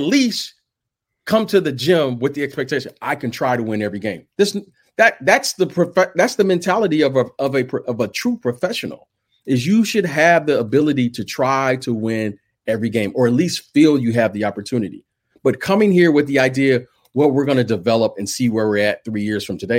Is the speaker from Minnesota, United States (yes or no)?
no; Detroit, Michigan, United States; I'm from Detroit, right? That's Motown.